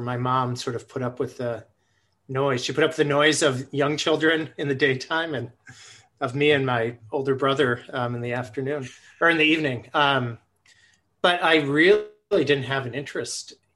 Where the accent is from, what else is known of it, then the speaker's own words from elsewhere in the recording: Buffalo, New York, United States; moved away; also born or lived in Twin Cities, Minnesota; I grew up in Buffalo, New York